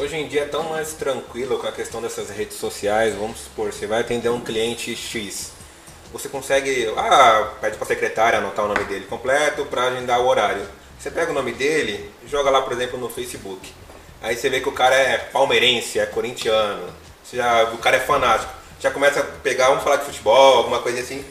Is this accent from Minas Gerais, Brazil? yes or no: no; Zona Leste, near Salim Farah Maluf avenue, São Paulo, Brazil; eu sou da Zona Leste, Salim Faramaluf